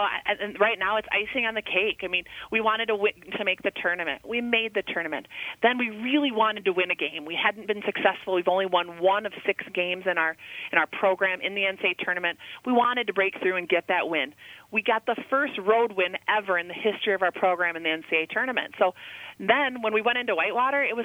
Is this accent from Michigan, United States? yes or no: no; Rochester, Minnesota, United States; I'm a kid from Rochester, Minnesota